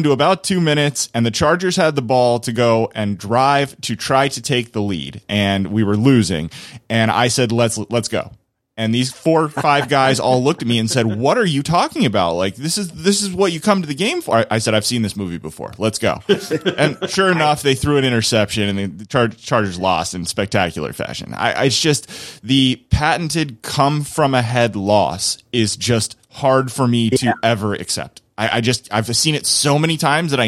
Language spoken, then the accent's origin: English; Los Angeles, California, United States; my hometown